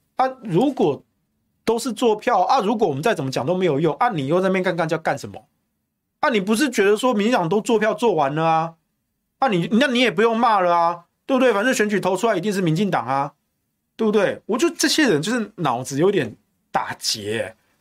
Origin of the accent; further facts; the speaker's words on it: Taichung, Taiwan; now in Taipei, Taiwan; 我是台中人，因为我户籍到现在都还在台中